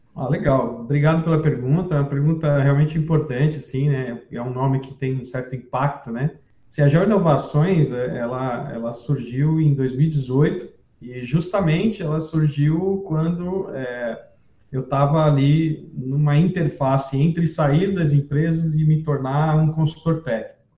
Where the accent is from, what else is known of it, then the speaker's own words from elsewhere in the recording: Santos, São Paulo, Brazil; moved away as an adult; also born or lived in Rio Claro; eu nasci em Santos e morei em Santos até eu, eu ir para a faculdade de geologia.